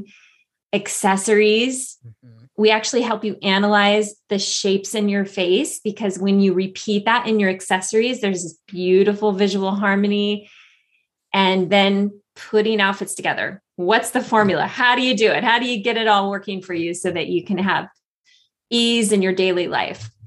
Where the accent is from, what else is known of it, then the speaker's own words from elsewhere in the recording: a small town in Northern California, United States; moved away as an adult; also born or lived in Los Angeles; moved from Los Angeles to a small town in Northern California where my family lived, my hometown